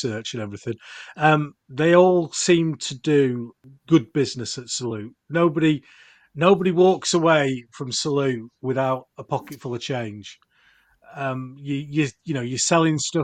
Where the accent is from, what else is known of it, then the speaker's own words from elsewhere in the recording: Yorkshire and the Humber, United Kingdom; I'm from Yorkshire